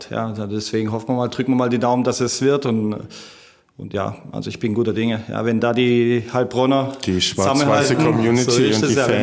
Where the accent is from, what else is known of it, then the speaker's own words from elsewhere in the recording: Italy; dass man als Italiener tut man ja im Weihnachten relativ viel essen.